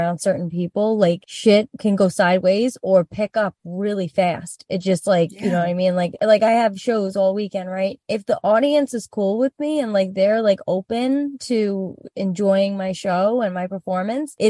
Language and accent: English; New York City, New York, United States; growing up in Rockaway